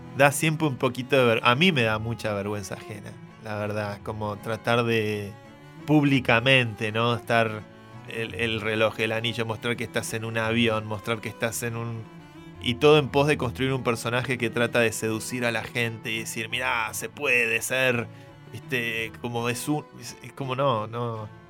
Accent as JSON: {"language": "Spanish", "country": "Argentina", "said": "Lo digo como argentino."}